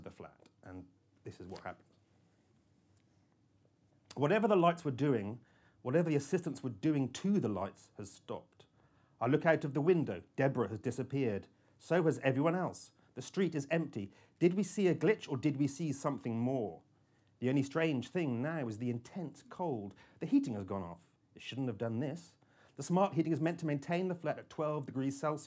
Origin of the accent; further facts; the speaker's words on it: Cornwall, South West England, United Kingdom; I'm very Cornish